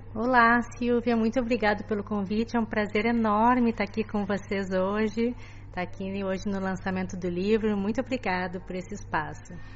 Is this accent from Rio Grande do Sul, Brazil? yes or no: yes; Porto Alegre, Rio Grande do Sul, Brazil; moved away as an adult; sou gaúcha de Porto Alegre